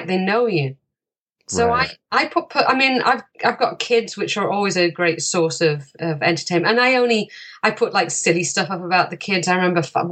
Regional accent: England, United Kingdom; now in Canada; I'm an American because my mum was American. I was born in the UK and I now live here.

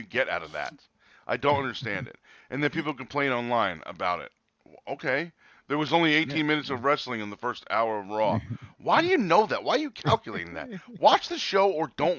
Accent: New Jersey, United States; I'm from Jersey. I live here

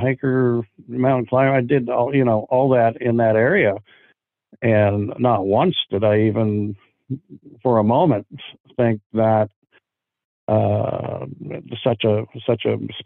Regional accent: Pacific Northwest, United States; growing up in the Pacific Northwest

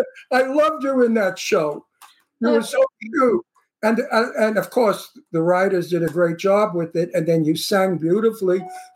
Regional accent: New York City, New York, United States; accent: Brooklyn; now in Palm Springs, United States; No, I'm from Red Hook Projects.

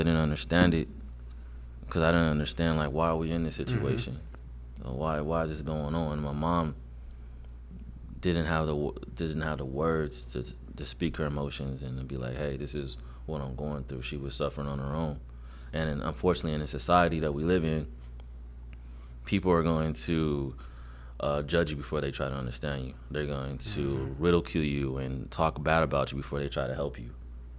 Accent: Los Angeles, California, United States; I'm born and raised South Central Los Angeles

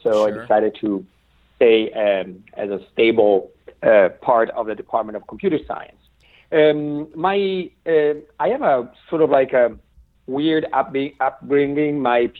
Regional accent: Italy; moved away as an adult; now in Santa Barbara, United States; I'm Italian. I was born and raised in Italy. I moved in 97 to UC Santa Barbara for a brief postdoc. Okay. 20 years later, I'm still there.

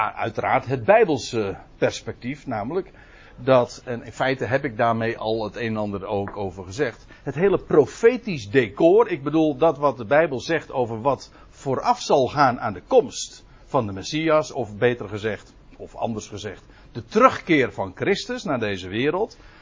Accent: South Holland, Netherlands; Zuid-Holland. Maar daar hoor ik zelf dus bij

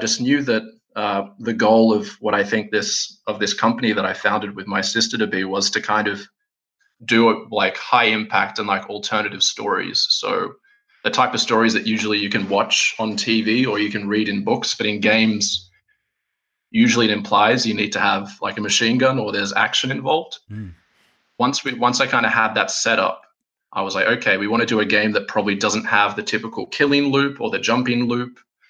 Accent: Australia; now in Helsinki, Finland; I'm sitting here in Helsinki, Finland, despite the fact I'm Aussie. I've lived here for a while.

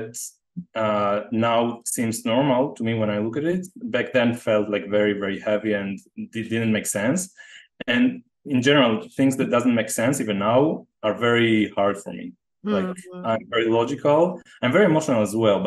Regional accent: Jerusalem, Jerusalem District, Israel; moved away as an adult; also born or lived in San Diego / Costa Rica; I was born in Jerusalem in the same house. I grew up in the same house there until I was like 23

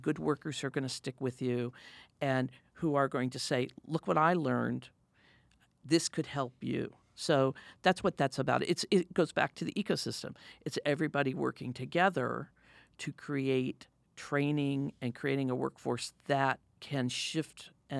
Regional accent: Midwest, United States; Yeah, I come from the Midwest, and my father worked in factories all his life. He made gears for the Apollo rockets. You know, it was a small company in Illinois.

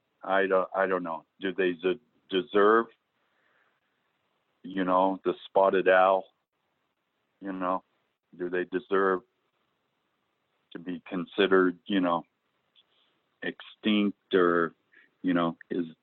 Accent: Mosby Creek, Oregon, United States; as a kid growing up in Al Mosby Creek

